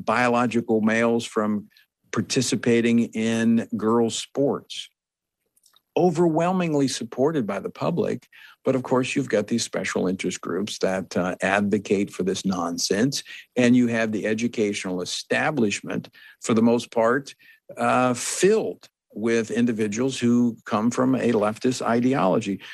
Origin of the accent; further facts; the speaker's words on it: Oklahoma, United States; moved away; also born or lived in Louisiana; I grew up in Oklahoma